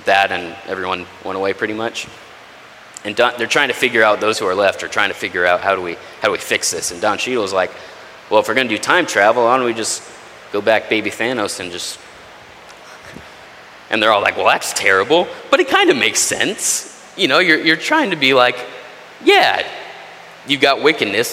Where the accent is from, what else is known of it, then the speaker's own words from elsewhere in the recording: Texas, United States; I'm from Texas, that's not far from where I grew up.